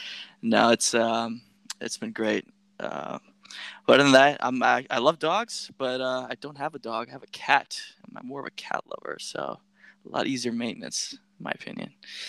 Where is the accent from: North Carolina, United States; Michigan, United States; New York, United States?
North Carolina, United States; also born or lived in Greece / Turkey / Pakistan; I'm from North Carolina. And, good shout out to the North Kakalaki folks. A little bit about me. I grew up all over the world.